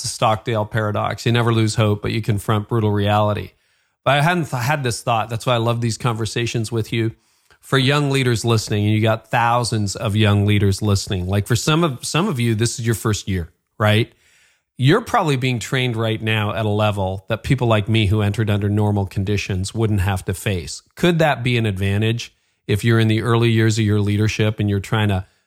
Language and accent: English; Canada; accent: Canadian; I'm Canadian